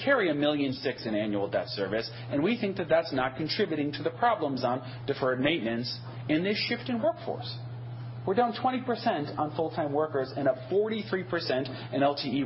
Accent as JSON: {"language": "English", "town": "Wauwatosa", "region": "Wisconsin", "country": "United States", "tie": "born or raised there", "moved": "yes", "lives_now": "Dane County, United States", "said": "I grew up in Wauwatosa, just outside Milwaukee"}